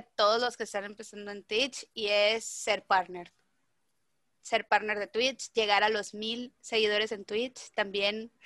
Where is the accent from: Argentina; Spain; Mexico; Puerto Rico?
Mexico; Mazatlán, Sinaloa; soy de Mazatlán